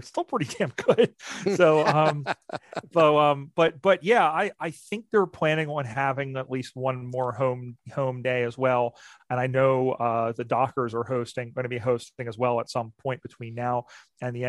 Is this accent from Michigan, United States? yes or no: no; Philadelphia, Pennsylvania, United States; Philadelphia, my hometown right here